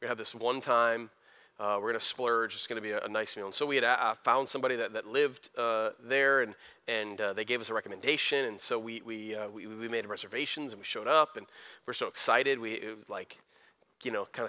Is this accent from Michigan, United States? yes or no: yes; Flint, Michigan, United States; I was a kid from Flint, graduated high school with a 2.5